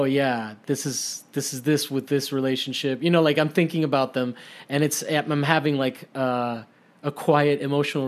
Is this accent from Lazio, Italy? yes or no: yes; Rome, Lazio, Italy; now in United States; growing up in Italy